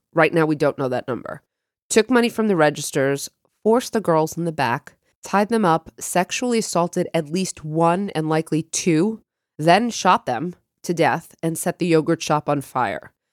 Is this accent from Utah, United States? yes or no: no; Long Island, New York, United States; we grew up on Long Island